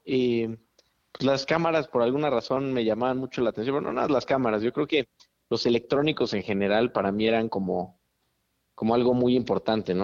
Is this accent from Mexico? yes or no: yes; Mexico City, Mexico; crecí toda mi vida en, la Ciudad de México